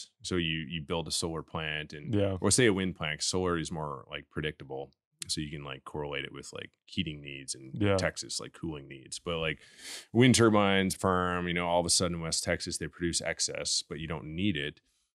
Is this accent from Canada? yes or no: yes; Canada; I'm Canadian.